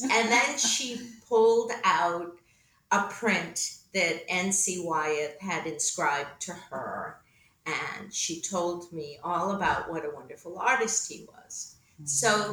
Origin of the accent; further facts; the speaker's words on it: Needham, Massachusetts, United States; I was born outside of Boston in Needham, Massachusetts.